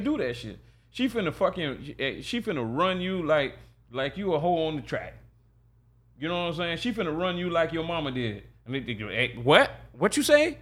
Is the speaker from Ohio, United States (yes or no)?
no; Jacksonville, Florida, United States; I grew up in Sherwood